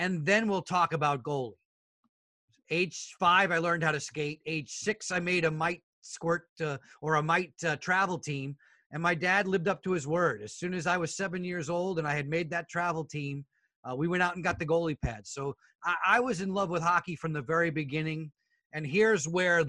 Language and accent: English; Long Island, New York area, United States; moved away; growing up in the New York area, I was able to hear some of the legends of the sports broadcasting world